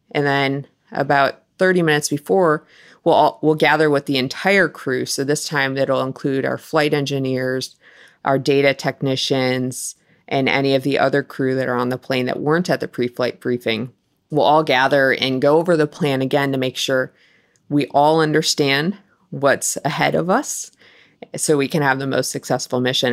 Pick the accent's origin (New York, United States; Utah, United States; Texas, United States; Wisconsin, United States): Wisconsin, United States; moved away; I grew up in Wisconsin